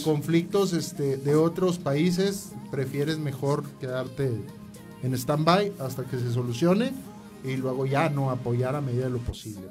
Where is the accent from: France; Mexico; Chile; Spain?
Mexico; Ramos Arizpe, Coahuila